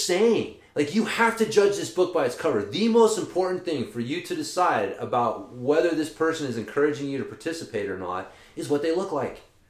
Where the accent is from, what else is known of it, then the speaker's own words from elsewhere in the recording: Oklahoma, United States; I'm from Oklahoma